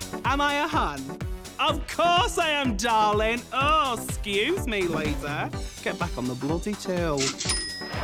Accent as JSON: {"language": "English", "town": "Birmingham", "region": "West Midlands", "country": "United Kingdom", "said": "I'm 29 and I am from Birmingham"}